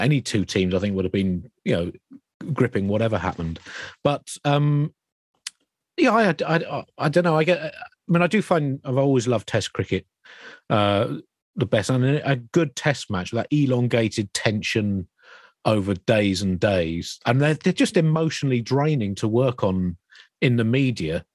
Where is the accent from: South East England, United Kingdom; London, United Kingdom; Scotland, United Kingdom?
South East England, United Kingdom; Kent; I grew up in Kent